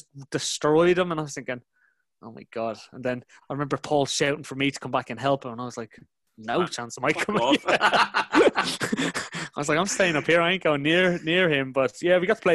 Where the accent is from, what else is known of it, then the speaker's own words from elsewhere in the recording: Ireland; moved away; an Irish guy growing up in Republic